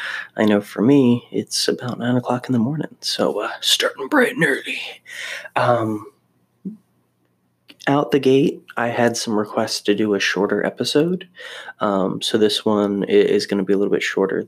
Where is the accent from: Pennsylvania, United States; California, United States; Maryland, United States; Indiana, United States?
Maryland, United States; moved away; also born or lived in Florida; I grew up in Maryland, so I was very used to the cold and snow